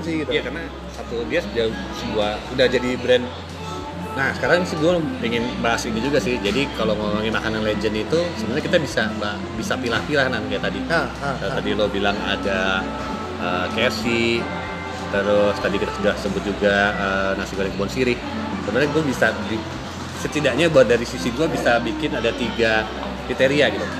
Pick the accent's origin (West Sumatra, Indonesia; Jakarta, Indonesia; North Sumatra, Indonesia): Jakarta, Indonesia; gue dulu gede di Jakso